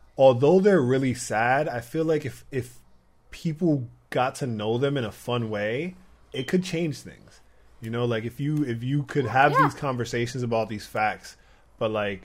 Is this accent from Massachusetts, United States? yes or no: no; Providence, Rhode Island, United States; now in New York, United States; my hometown, Providence, Rhode Island.